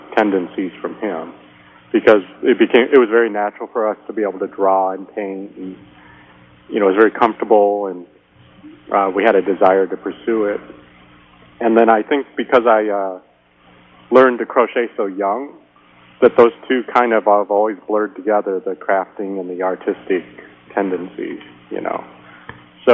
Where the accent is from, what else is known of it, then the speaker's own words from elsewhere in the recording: Saugatuck, Michigan, United States; now in Houston, United States; I grew up in Saugatuck, which is a kind of an art community